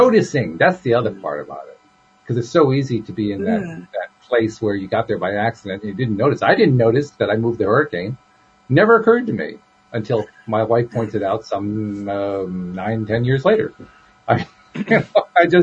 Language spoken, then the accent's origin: English; United States; I'm a real live nephew of my Uncle Sam